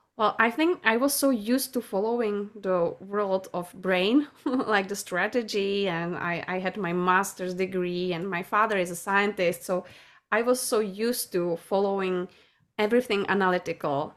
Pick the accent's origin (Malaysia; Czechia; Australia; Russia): Czechia; I'm from Czech Republic